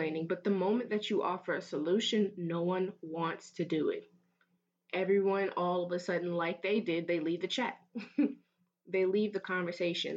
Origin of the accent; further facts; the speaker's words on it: Fort Myers, Florida, United States; moved away as an adult; I transfer here from my hometown of Fort Myers